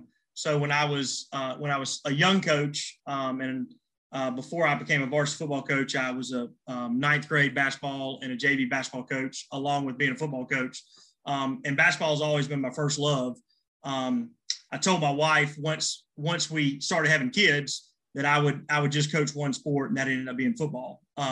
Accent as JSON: {"language": "English", "town": "Laurens", "region": "South Carolina", "country": "United States", "said": "And then I came back home to Lawrence. I'm originally from Lawrence. And I came home to Lawrence to teach"}